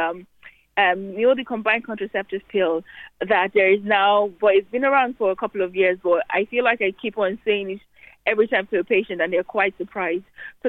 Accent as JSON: {"language": "English", "country": "Nigeria", "tie": "born or raised there", "moved": "yes", "lives_now": "Ireland", "said": "I was born in Nigeria, but I've been in Ireland for almost 20 years."}